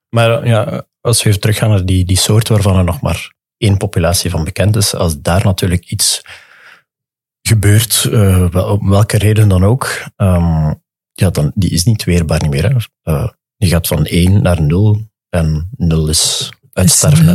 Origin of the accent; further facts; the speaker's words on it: Dender region, Flanders, Belgium; ik ben van de Denderstreek